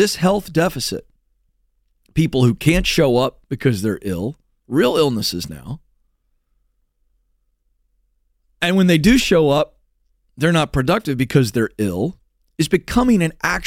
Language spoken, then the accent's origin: English; West Virginia, United States; I was born in West Virginia